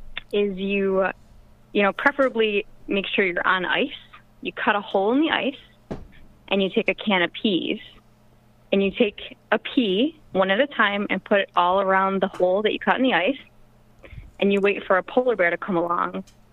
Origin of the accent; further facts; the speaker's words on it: Buffalo, New York, United States; I'm from Buffalo, New York.